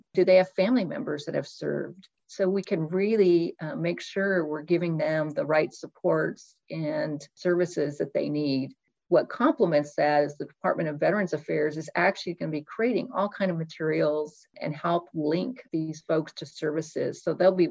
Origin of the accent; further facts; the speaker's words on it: Oak Harbor, Washington, United States; I grew up in Oak Harbor, thanks to the military base where most of my family and friends served.